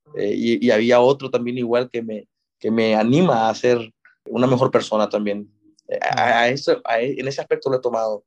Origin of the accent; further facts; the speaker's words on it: Nicaragua; also born or lived in Monterrey, Mexico; toda mi vida me creí en Nicaragua